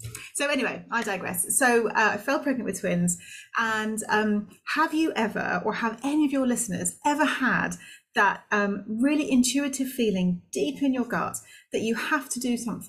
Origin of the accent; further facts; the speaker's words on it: Singapore; also born or lived in Malaysia; I was born in Malaysia, brought up in Singapore, so I had an expat upbringing, which was amazing.